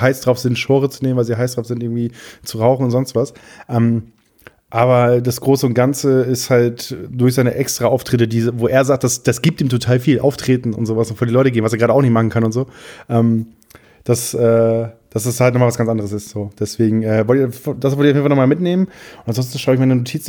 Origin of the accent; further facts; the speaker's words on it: Friesland, Lower Saxony, Germany; also born or lived in Wiesmoor; ich komme aus Friesland, aus dem kleinsten Dorf